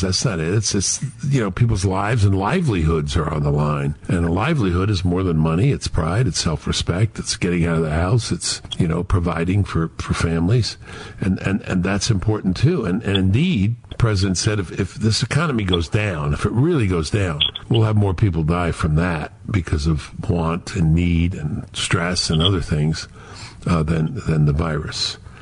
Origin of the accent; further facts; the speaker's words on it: New York, United States; I am a New Yorker